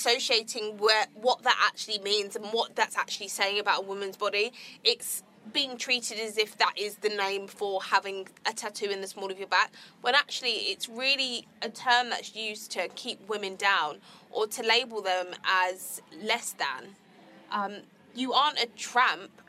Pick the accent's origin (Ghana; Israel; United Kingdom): United Kingdom; Croydon, London; I'm from Croydon.